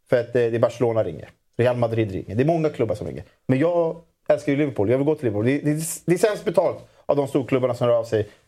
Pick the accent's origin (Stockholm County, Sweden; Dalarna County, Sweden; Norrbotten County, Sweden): Stockholm County, Sweden; Solna; born and raised i Solna är jag ju, så jag, jag kommer ju från AIKs ungdomsled.